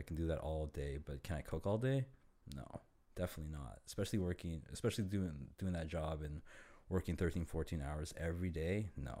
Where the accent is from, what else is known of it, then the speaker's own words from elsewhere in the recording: Toronto, Ontario, Canada; Born and raised in Toronto.